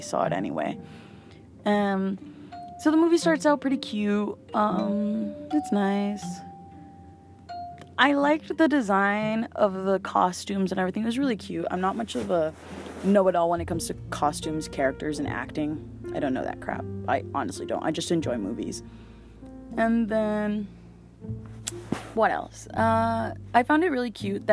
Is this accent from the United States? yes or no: no; Mexico; I'm from Mexico